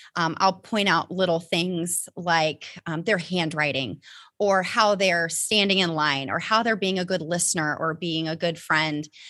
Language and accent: English; Topeka, Indiana, United States; I grew up in a very, very small town called Topeka, Indiana.